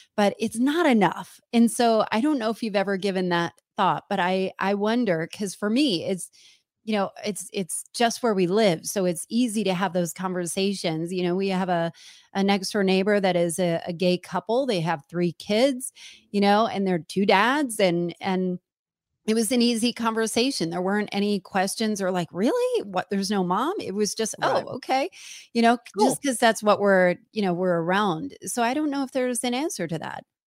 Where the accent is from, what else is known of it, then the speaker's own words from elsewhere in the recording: New Jersey, United States; I'm from New Jersey